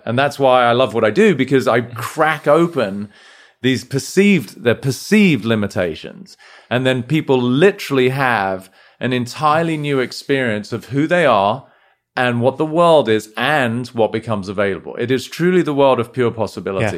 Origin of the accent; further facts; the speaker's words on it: United Kingdom; moved away as an adult; now in United States; as domicile Brit, you know, we were brought up in a sort of relatively reserved way, right? Like, having come here to the States